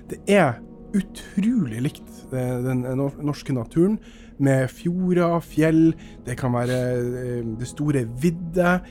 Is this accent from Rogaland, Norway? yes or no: yes; Skudeneshavn, Rogaland, Norway; now in Bergen, Norway; Jeg er fra Karmøy nå. Skudeneshavn.